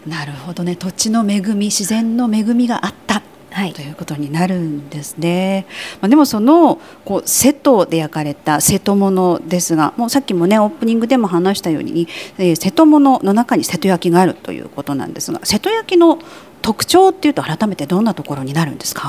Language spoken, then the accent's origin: Japanese; Aichi, Japan; 私も愛知県出身、愛知県に住んでるんですが